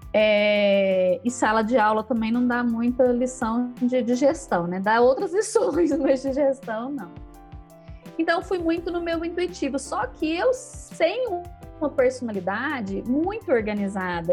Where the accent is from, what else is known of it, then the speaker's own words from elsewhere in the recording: Uberlândia, Minas Gerais, Brazil; also born or lived in Canápolis; E aí eu sou mineira, né? Nasci em Uberlândia, aqui no Triângulo Mineiro morei minha infância aqui, depois na adolescência eu fui morar numa cidadezinha pequena